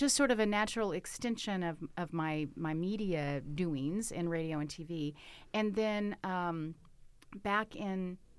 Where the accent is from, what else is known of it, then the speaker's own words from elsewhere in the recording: Southern United States, United States; I grew up in the South, and if you are from the South or know anything about Southern culture, food is the centerpiece. So I had a Southern granny